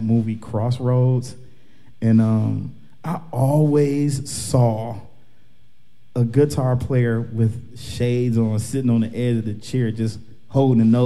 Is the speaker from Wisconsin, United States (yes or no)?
yes; Milwaukee, Wisconsin, United States; also born or lived in Rockford, Illinois; although I was born in Rockford, Illinois, but I've attended all of my schools here in Milwaukee